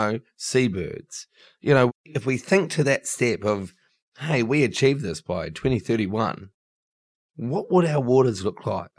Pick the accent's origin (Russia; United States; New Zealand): New Zealand; now in Sydney, Australia; I'm actually from New Zealand